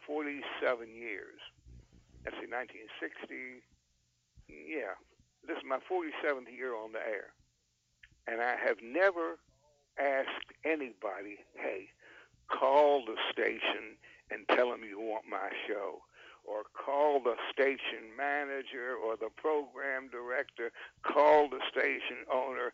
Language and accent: English; North Carolina, United States; my hometown in North Carolina